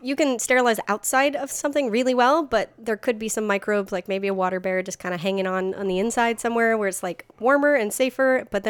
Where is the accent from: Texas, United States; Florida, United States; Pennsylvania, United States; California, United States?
Florida, United States; I grew up in Florida, so I'm very well versed in hurricanes